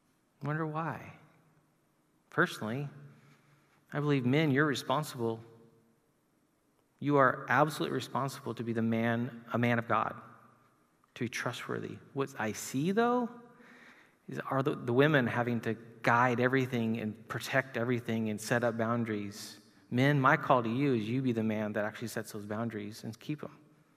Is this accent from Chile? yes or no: yes; Chile; moved away; to look at my friends in South America where I grew up in Chile